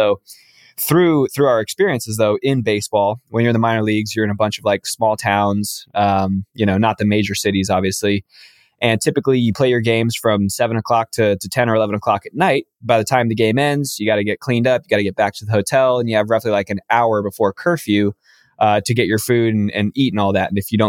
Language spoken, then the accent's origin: English; Los Angeles, California, United States; I'm from Los Angeles, born and raised in this area.